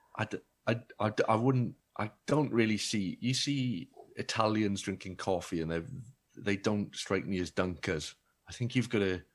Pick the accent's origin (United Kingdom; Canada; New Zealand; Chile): United Kingdom; Wales; also born or lived in Bristol; being Welsh